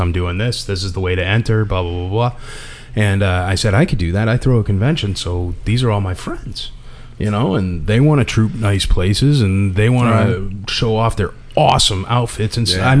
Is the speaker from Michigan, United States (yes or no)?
no; Connecticut, United States; I'm from Connecticut